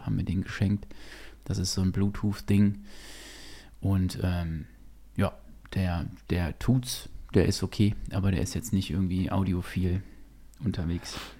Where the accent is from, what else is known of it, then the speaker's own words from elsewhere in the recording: Gütersloh, North Rhine-Westphalia, Germany; wir hatten ähm, ein Kino bei uns in Gütersloh damals